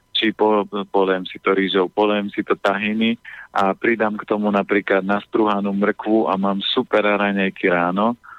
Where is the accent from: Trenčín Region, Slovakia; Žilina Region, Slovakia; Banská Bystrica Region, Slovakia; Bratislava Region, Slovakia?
Žilina Region, Slovakia; Orava; ja som z Oravy a ja nikdy nenechám dopustiť na uh, na dedinu, na prírodu